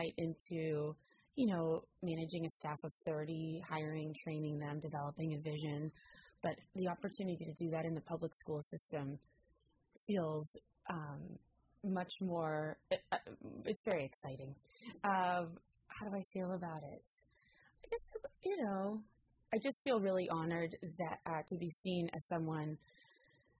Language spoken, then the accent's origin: English; San Rafael, California, United States; also born or lived in Oregon; I grew up in San Rafael in Marin County, and I went to San Rafael High School